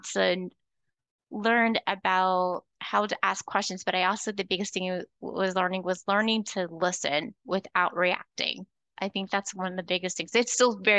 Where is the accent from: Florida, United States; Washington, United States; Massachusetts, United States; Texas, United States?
Florida, United States; also born or lived in North Georgia; now in Georgia, United States; I'm originally from Florida